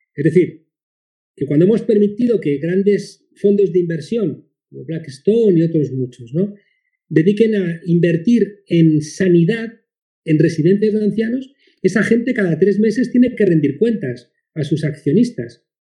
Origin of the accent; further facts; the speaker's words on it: Spain; aquí, en mi país, en España